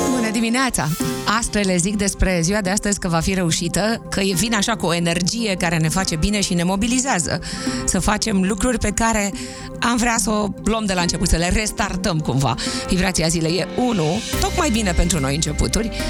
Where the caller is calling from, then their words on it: Arad, Arad County, Romania; din Arad.